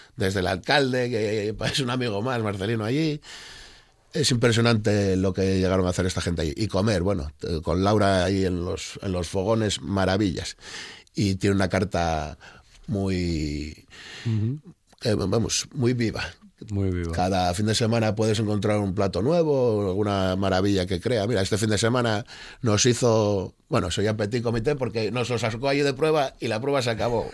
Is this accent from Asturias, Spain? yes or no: yes; Oviedo, Asturias, Spain; soy de Oviedo